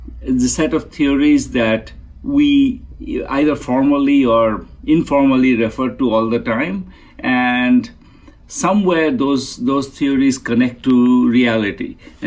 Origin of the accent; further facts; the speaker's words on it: Kolkata, West Bengal, India; You know, I grew up in Kolkata, really, really, really at the edge of a slum.